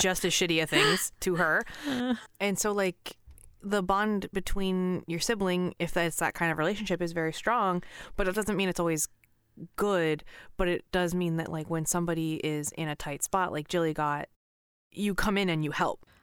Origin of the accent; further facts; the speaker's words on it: Pacific Northwest, United States; I grew up in Pacific Northwest